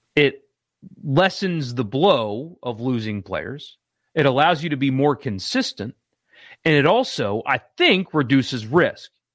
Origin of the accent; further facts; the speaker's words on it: South Carolina, United States; now in Mississippi, United States; growing up in South Carolina